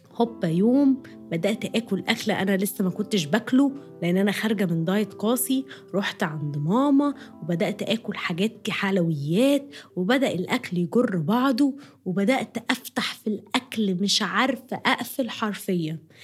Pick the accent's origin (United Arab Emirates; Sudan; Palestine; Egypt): Egypt; moved away; انا عايشه بره مصر وانا مصريه طبعا